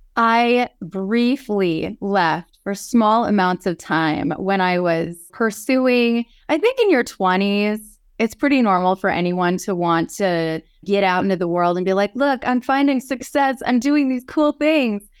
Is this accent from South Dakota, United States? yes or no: yes; Yankton, South Dakota, United States; born or raised there; also born or lived in Knoxville, Tennessee